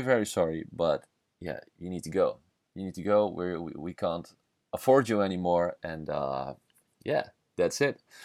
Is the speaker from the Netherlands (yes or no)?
yes; Netherlands; English is a second language; I'm from the Netherlands. I'm a Dutch guy